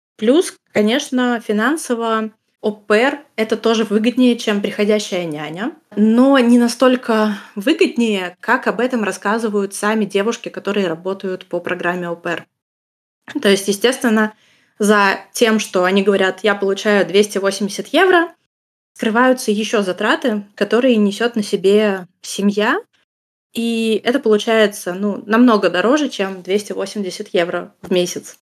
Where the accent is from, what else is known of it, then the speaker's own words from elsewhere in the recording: Russia; now in Germany; я из России